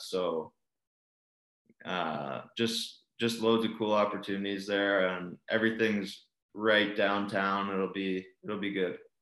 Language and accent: English; Calgary, Alberta, Canada; Growing up in Calgary